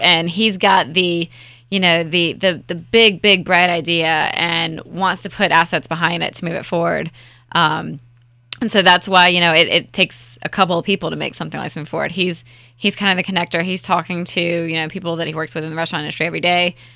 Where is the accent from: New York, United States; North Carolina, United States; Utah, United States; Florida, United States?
North Carolina, United States; Raleigh; I am born and raised in Raleigh-Wood